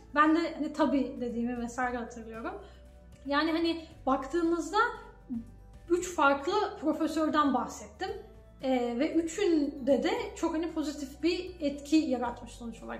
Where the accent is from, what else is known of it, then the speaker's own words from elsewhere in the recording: Turkey; moved away as an adult; now in Canada; Ben de Türk'üm dedim.